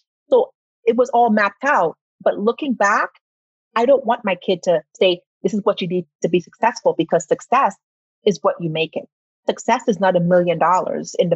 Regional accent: Trinidad & Tobago; now in Arizona, United States; I'm from Trinidad and Tobago. So having ADHD is not something that was diagnosed back then.

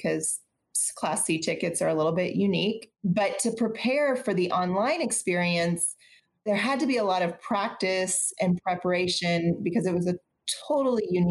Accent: Austin, Texas, United States; I'm from Austin. I'm a native Austinite, born and raised here

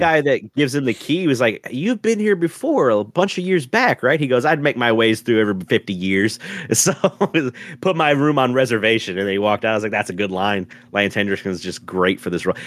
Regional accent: the South, United States; I'm from the South

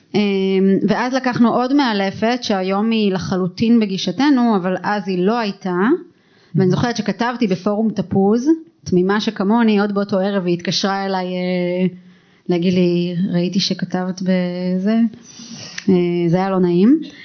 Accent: Israel; also born or lived in Tel Aviv / Hod HaSharon; אני גדלתי במושב

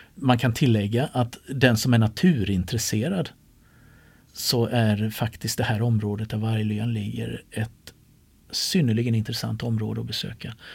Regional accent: Sweden; som den smålänning jag är

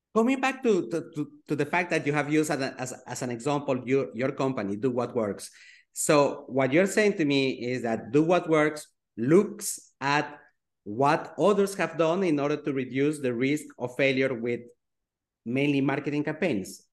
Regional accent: Switzerland; I grew up in Switzerland

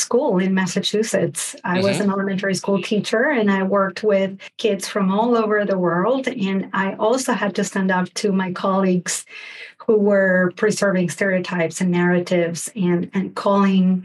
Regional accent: Argentina; growing up in Argentina

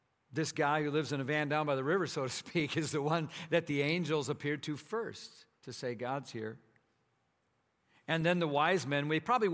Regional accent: Minnesota, United States; moved away; So I grew up in Minnesota

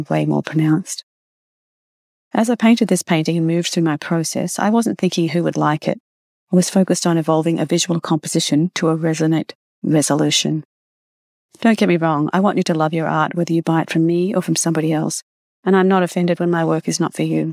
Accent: Australia; now in Canada; When I was a child growing up in Australia

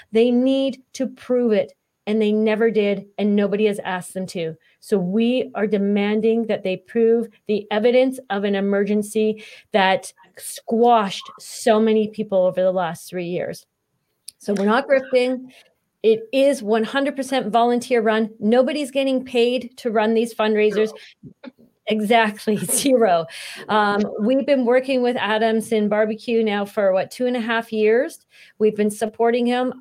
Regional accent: Canada; as Canadians

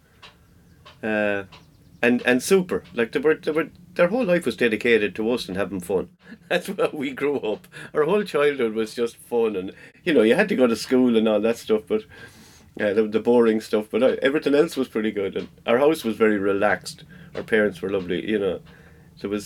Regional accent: Ireland; we grew up sailing up in Lochdurg

